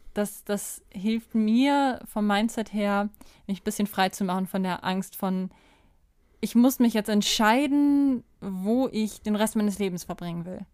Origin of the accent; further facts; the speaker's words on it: Kamen, North Rhine-Westphalia, Germany; moved away as an adult; also born or lived in Unna / Bielefeld / Kassel; ich bin in Kamen aufgewachsen, in besagtem Mehrgenerationenhaushalt